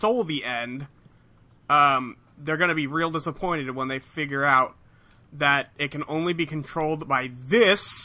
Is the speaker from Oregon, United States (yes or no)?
no; California, United States; as a Californian